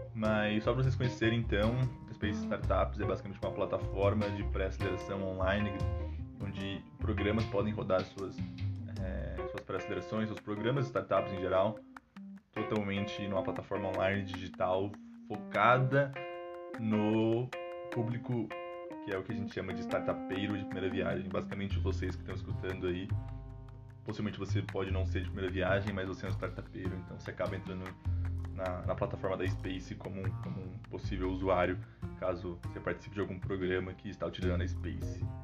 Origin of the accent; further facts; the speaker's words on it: Brazil; sou, sou brasileiro